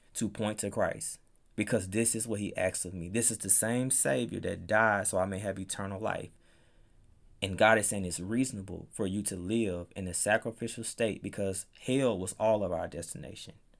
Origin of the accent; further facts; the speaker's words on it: Palm Bluff, United States; moved away as an adult; I grew up in Palm Bluff